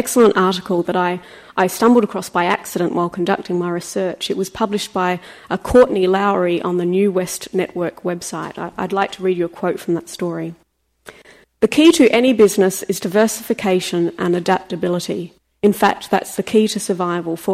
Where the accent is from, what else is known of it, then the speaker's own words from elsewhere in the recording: Australia; as an Australian